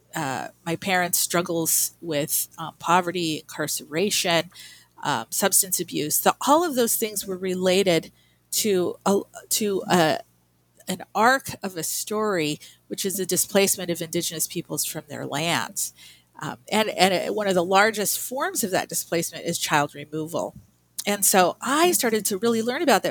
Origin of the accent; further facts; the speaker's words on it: Albuquerque, New Mexico, United States; I grew up in Albuquerque, New Mexico